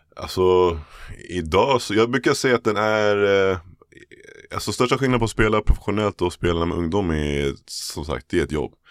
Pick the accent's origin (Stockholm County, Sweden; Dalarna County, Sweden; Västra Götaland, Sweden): Stockholm County, Sweden; Täby; also born or lived in Bromma, Stockholm / United States; jag föddes i, i jag i Täby faktiskt, mm, okay. norrort. Ehm, flyttade till pappa i Abrahamsberg, Bromma när jag var 15, när jag började gymnasiet på Solna. Okay. Men majoriteten av tiden spenderade faktiskt i Täby skulle jag säga